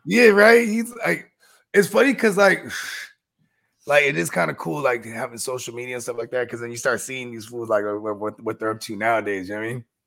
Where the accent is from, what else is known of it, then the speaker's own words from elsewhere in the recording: San Jose, California, United States; I'm from San Jose